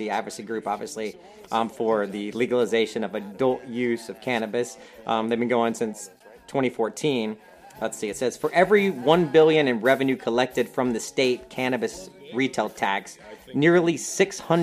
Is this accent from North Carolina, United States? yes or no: yes; North Carolina, United States; I'm from North Carolina.